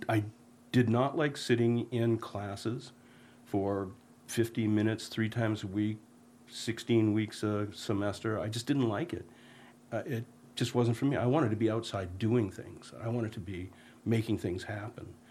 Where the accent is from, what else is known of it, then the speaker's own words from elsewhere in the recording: Hermon, Maine, United States; I grew up in Herman, Maine.